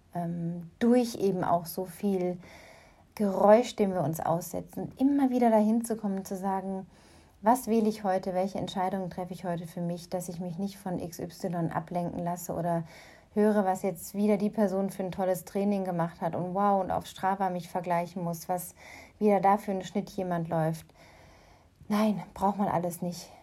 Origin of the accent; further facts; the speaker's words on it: Germany; moved away as an adult; now in North Africa; meine Heimat aus der Ferne hier aus Nordafrika